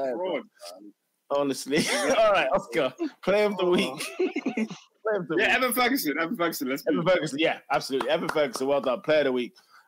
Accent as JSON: {"language": "English", "region": "London", "country": "United Kingdom", "tie": "born or raised there", "said": "growing up in North Wheezy"}